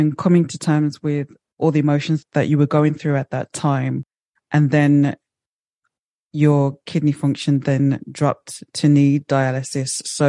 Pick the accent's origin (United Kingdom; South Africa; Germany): United Kingdom; Birmingham, West Midlands; Birmingham born and bred.